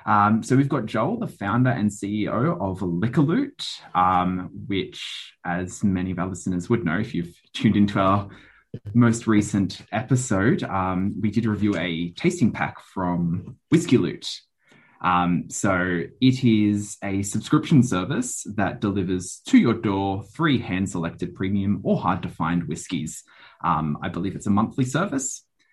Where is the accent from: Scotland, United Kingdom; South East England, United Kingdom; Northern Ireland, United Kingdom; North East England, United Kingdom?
Scotland, United Kingdom; And for me, being half Scottish, I think kind of when you leave the hospital, they hand you the baby and they hand you a bottle of scotch.